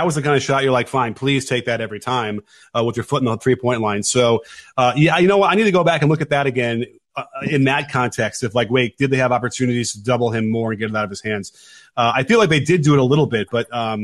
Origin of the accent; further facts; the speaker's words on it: Chicago, Illinois, United States; I come from Chicago